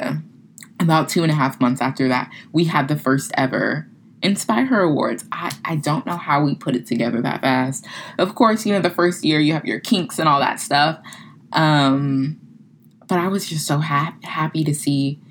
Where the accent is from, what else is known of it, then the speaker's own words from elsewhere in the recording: Florida, United States; moved away as an adult; now in New Orleans, United States; where I'm from, you know, small military town. I'm like, yeah, I'm from Florida.